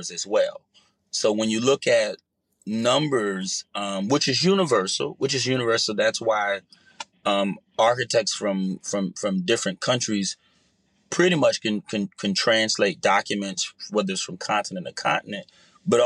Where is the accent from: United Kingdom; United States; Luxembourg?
United States; Jersey City, New Jersey; being young and growing up in the inner city in Jersey City